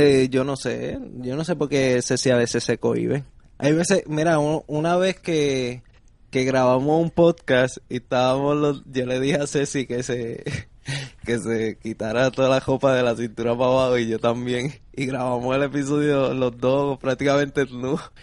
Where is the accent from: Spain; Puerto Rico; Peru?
Puerto Rico; yo soy boricua